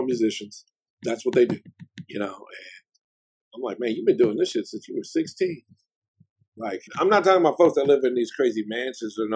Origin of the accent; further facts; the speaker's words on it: Oakland, California, United States; I'm from Oakland and I'm always repping Oakland